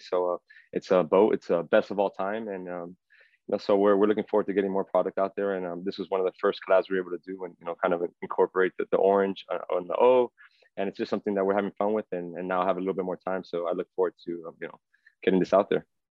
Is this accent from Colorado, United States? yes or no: no; Miami, Florida, United States; growing up in Miami